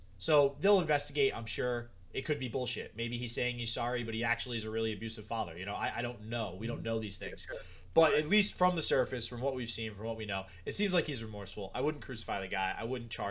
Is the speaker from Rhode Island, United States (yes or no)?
yes; Rhode Island, United States; because I'm from Rhode Island